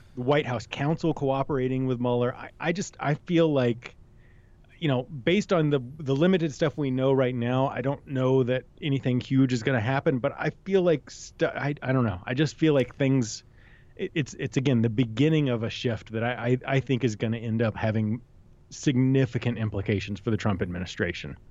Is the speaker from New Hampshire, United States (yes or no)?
yes; New Hampshire, United States; I'm from New Hampshire